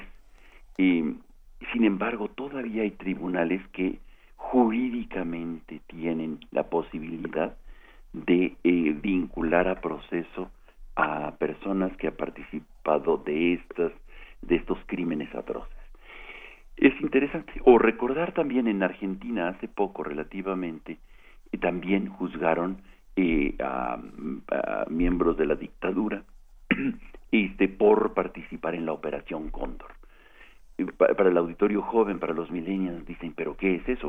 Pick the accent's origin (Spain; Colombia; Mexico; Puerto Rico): Mexico; nosotros como mexicanas y mexicanos